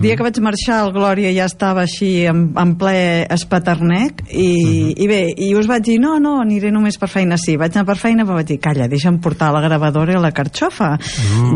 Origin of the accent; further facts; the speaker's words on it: Girona, Catalonia, Spain; Jo sóc de Girona també